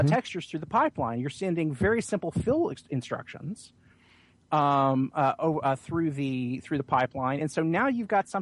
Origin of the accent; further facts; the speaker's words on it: Oklahoma, United States; moved away; I'm natively from Oklahoma